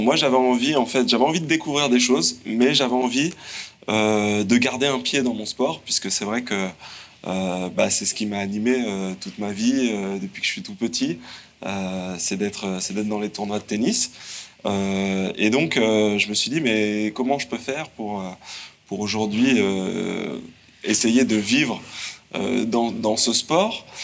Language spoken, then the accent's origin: French; Le Mans, Pays de la Loire, France; je suis un provincial, je viens du Mans